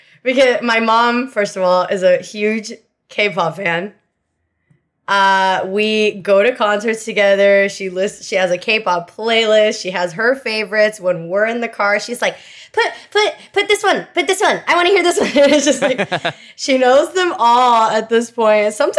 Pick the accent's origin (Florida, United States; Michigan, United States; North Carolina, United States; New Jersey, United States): Florida, United States; Miami; also born or lived in Venezuela; My whole family's Cuban, but since I left Cuba, I was born in Venezuela. Oh. And then I came to Miami when I was 6 years old, which is basically Havana 2.0.